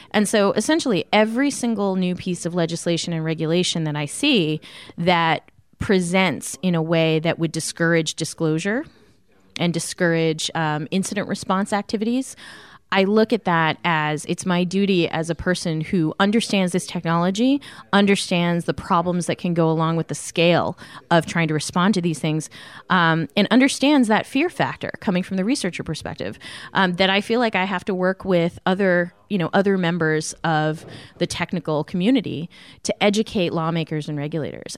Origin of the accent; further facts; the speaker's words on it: Arlington, Massachusetts, United States; I grew up in Arlington, Massachusetts